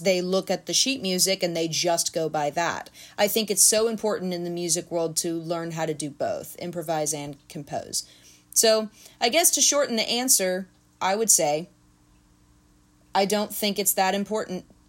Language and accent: English; Nashville, Tennessee, United States; also born or lived in Clarksville; I was born in Nashville